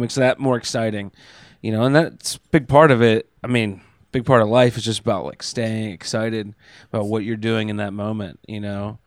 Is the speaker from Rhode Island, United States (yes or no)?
no; York, Pennsylvania, United States; now in Pittsburgh, United States; I grew up in York, Pennsylvania, uh, just south of Harrisburg